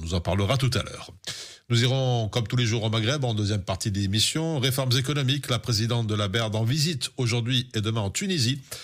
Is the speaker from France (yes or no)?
no; Brussels-Capital Region, Belgium; chez nous à Bruxelles